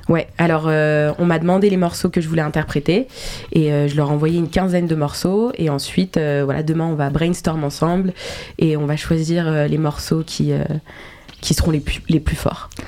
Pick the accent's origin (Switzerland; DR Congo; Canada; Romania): Switzerland; Geneva; moved away as an adult; now in Paris, France; Genève parce que euh, bah, c'est là où j'ai grandi, c'est là où ma famille vit